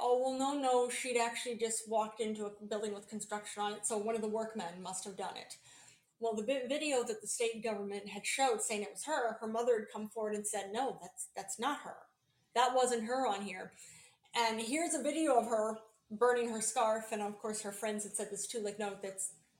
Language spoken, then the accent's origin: English; United States; being an American